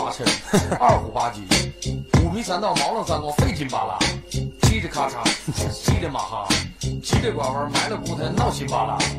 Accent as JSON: {"language": "Chinese", "region": "Northeast China", "country": "China", "tie": "born or raised there", "said": "我爱我家乡，我爱东北话，我爱东北这成语，把它发扬光大。"}